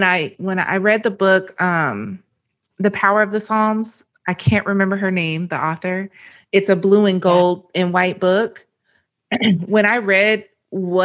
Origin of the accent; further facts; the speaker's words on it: Arkansas, United States; moved away as an adult; I'm from Arkansas originally.